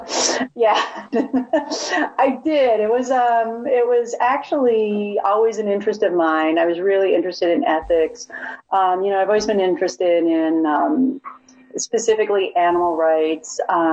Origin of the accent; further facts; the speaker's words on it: Chicago, Illinois, United States; moved away as an adult; I'm from Chicago